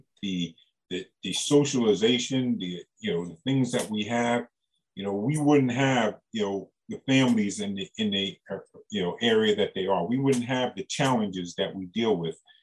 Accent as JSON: {"language": "English", "region": "New York", "country": "United States", "tie": "born or raised there", "said": "I got my doctorate degree growing up in New York"}